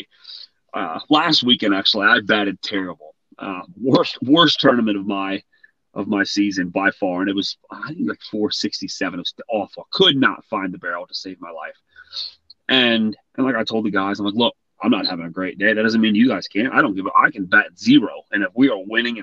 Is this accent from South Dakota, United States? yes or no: no; Whitmire, South Carolina, United States; moved away; I grew up in South Carolina. Actually, I graduated from a little town, Whitmire, South Carolina